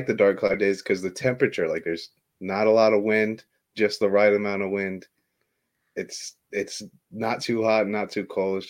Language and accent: English; Illinois, United States; I live in Illinois. And I hate the cold weather. I lived here my whole life